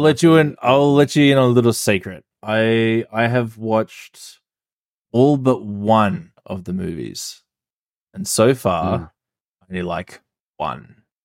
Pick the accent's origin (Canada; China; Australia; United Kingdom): Australia; I'm Australian